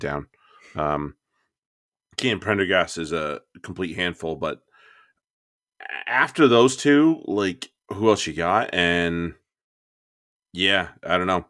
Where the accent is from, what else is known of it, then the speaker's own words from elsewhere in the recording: United States; as an American